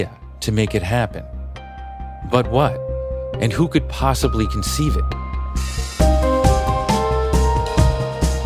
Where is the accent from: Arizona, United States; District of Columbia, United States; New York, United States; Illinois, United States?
New York, United States; New York City; as a New Yorker